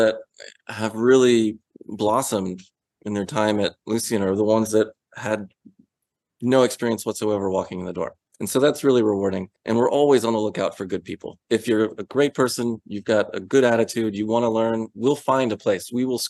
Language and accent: English; Atlanta, Georgia, United States; And it was like, actually, we're from Atlanta.